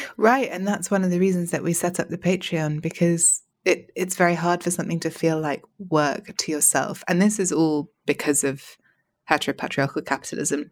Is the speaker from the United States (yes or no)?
no; England, United Kingdom; also born or lived in Paris; I'm English